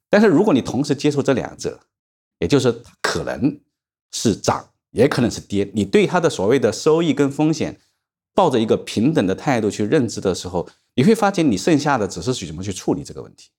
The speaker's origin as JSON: {"language": "Chinese", "country": "China", "said": "我们中国人常常讲到了一点年纪，你会，呃，认命"}